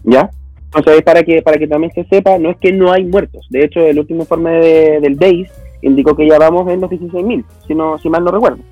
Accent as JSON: {"language": "Spanish", "country": "Chile"}